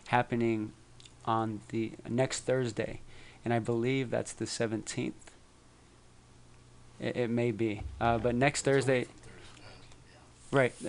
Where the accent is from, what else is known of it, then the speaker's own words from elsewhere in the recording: San Francisco, California, United States; I grew up in Bernal Heights